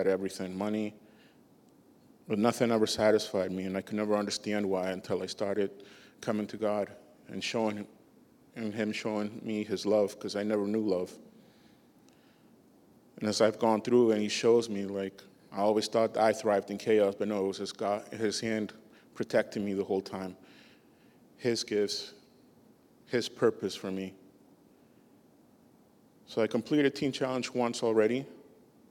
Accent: Boston, Massachusetts, United States; also born or lived in Peru; I was born in Peru, but I grew up most of my life in Boston

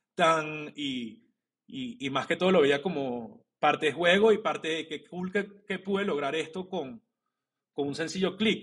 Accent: Venezuela; moved away; also born or lived in Colombia / Mexico; yo soy venezolano

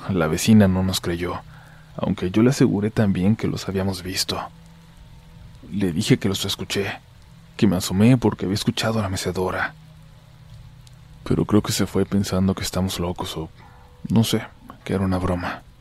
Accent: Ciudad Juárez, Chihuahua, Mexico; Yo nací en Chihuahua, capital, pero cuando tenía 11 años mi mamá y yo dejamos a mi papá y sus malos tratos.

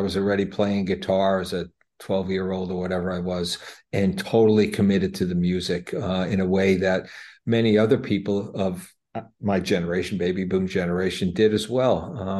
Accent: Jersey City, New Jersey, United States; You know, I was born in Jersey City, right across the river from New York. I'm Italian American

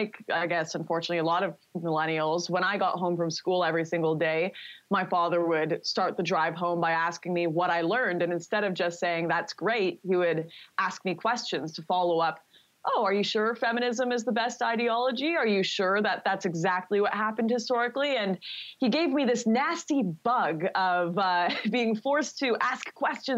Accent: Vancouver, British Columbia, Canada; my hometown of Vancouver

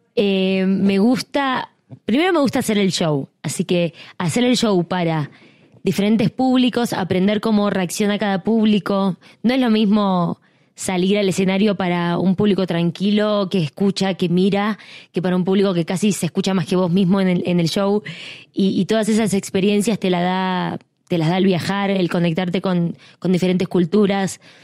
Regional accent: Argentina; la gente joven talentosa que hay en mi país

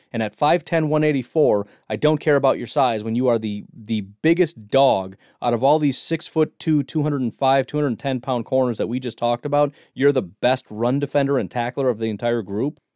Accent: United States; I am a American millennial

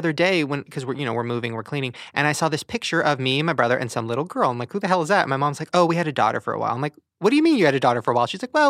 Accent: Long Beach, California, United States; Long Beach.

